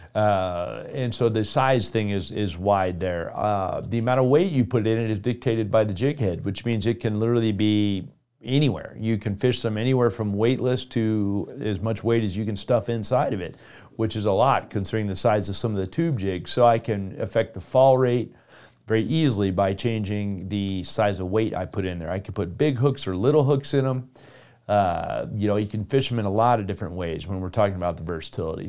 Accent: South Florida, United States; I grew up in South Florida

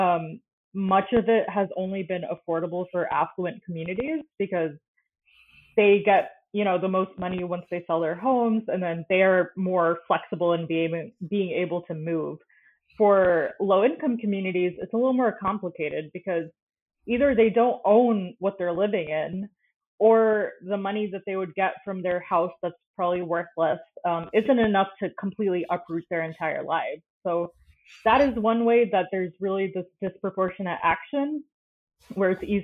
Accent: Florida, United States; I grew up in Florida

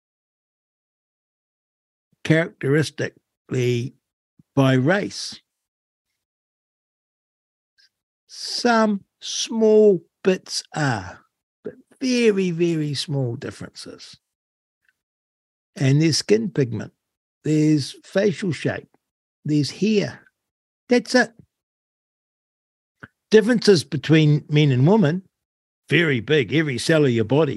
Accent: New Zealand; growing up in New Zealand.

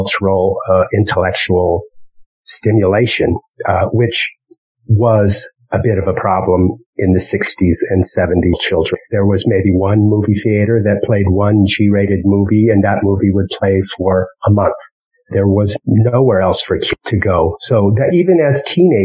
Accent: Wyoming, United States; moved away; the whole time as a kid growing up in Wyoming

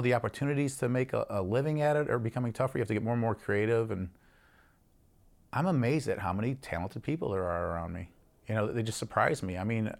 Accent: Michigan, United States; as I was growing up in the Flint, Saginaw, Detroit area as a kid, how much musical heritage there is across genres. I didn't realize that until I moved to another state

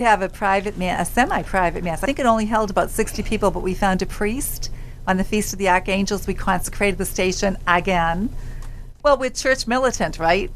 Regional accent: Cambridge, Massachusetts, United States; I'm from Cambridge

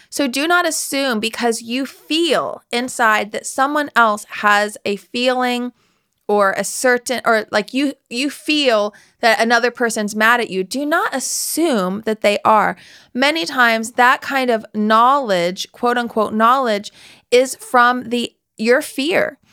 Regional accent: West Virginia, United States; I'm from West Virginia

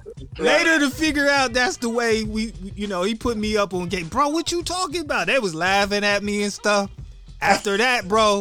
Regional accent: Ohio, United States; I'm from the East. I'm from Ohio

